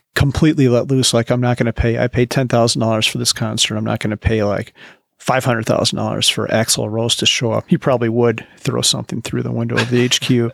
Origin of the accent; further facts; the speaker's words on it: Midwest, United States; also born or lived in Wisconsin / Bozeman, Montana; now in Colorado, United States; I grew up in the Midwest, lived in Wisconsin